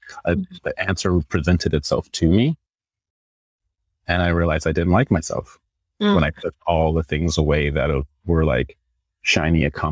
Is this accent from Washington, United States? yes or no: no; Northern California, United States; moved away as an adult; also born or lived in New York City; I'm from NorCal